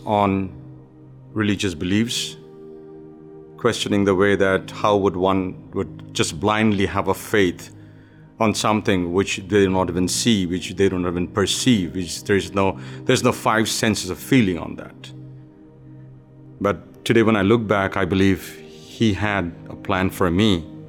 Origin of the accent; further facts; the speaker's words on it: India; moved away; Being born and raised in India into a mixed belief of Hindu religion and communist belief